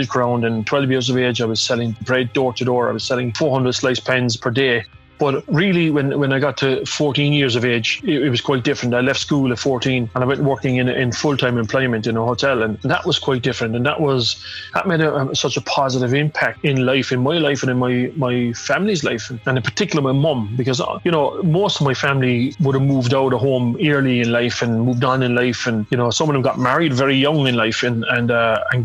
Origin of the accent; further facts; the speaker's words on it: Limerick, Munster, Ireland; growing up in Ballinanty, where I grew up, my back garden was Thomond Park